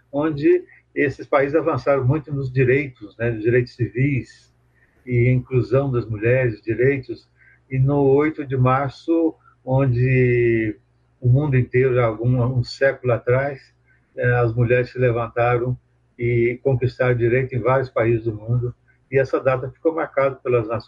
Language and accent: Portuguese; Brazil; born or raised there; moved away; also born or lived in Chile / Mexico / Belgium / France